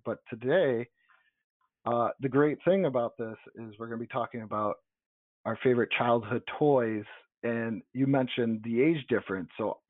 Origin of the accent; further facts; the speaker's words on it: Niagara Falls, New York, United States; we did not have a Toys R Us because we're both from Niagara Falls.